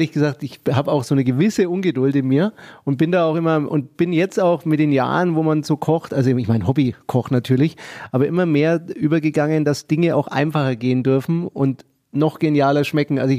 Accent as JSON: {"language": "German", "town": "Nuremberg", "region": "Bavaria", "country": "Germany", "said": "ich bin ja auch ein Nürnberger und ich finde es toll, muss ich sagen, was wir hier in Nürnberg haben."}